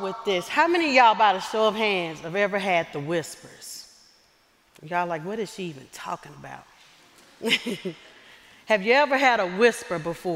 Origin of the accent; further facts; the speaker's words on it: Lewisville, Arkansas, United States; moved away as an adult; also born or lived in Pine Bluff, Arkansas / Georgia; Growing up in Southwest Arkansas in a small town called Lewisville